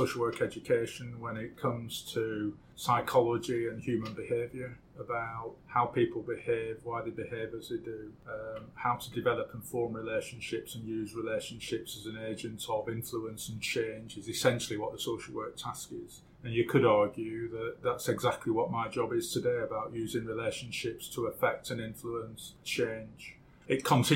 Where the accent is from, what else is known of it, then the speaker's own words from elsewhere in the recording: Blackburn, North West England, United Kingdom; I was born and brought up in Blackburn in Lancashire, 1955.